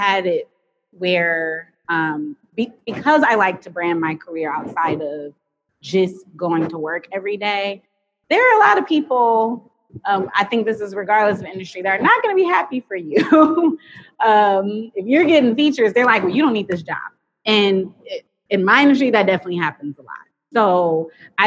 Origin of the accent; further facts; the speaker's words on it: New York, United States; also born or lived in Washington, D.C.; now in Michigan, United States; I'm from New York